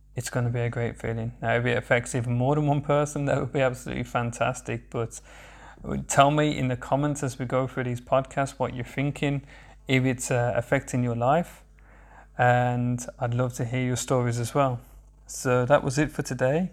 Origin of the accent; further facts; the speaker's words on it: Birmingham, West Midlands, United Kingdom; accent: Birmingham/Sandwell; moved away as an adult; now in Berlin, Germany; I'm originally from Birmingham in the UK. I have a very, very strong accent